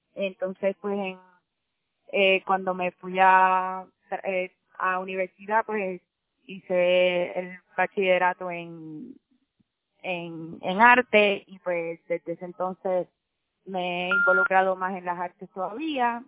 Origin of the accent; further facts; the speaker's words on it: Puerto Rico; moved away as an adult; also born or lived in New York; como puertorriqueños vivimos en una isla